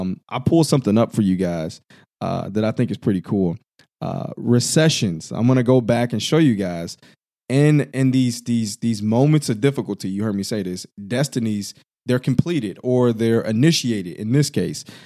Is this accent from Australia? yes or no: no; Illinois, United States; I'm from the Midwest, Illinois to be exact